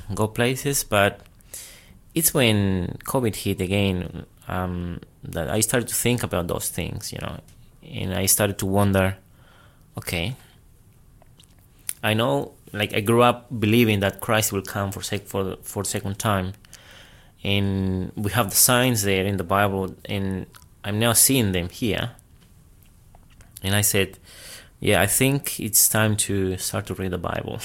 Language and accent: English; Peru; moved away as an adult; now in Australia; I'm from Peru, South America. I came here to Australia when I was 19.